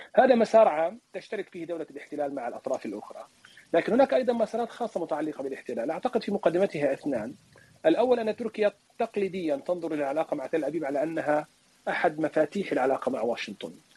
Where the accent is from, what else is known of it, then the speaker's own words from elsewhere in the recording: Palestine; now in Turkey; انا لا اتحدث بها كفلسطيني